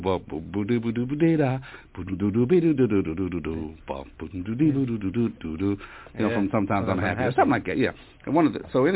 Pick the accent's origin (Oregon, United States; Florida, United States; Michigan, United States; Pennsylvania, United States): Pennsylvania, United States; Pittsburgh; moved away as an adult; also born or lived in New York; I came from Pittsburgh. You know, we had a lot of music in the theaters